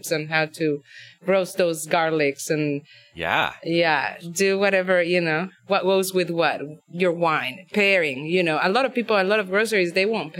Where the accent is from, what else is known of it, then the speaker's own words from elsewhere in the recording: Mexico City, Mexico; moved away as an adult; now in United States; I'm from Mexico City